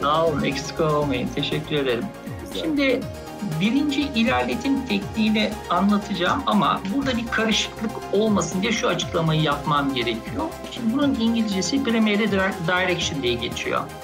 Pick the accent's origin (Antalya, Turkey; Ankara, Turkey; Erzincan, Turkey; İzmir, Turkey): Ankara, Turkey; 1973 Ankara doğumluyum. Ee, bütün öğrenimi Ankara'da yaptım.